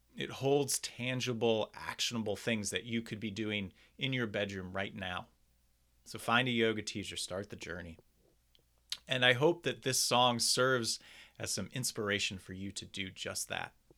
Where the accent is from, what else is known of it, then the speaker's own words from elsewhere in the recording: Doylestown, Pennsylvania, United States; my hometown of Doylestown, Pennsylvania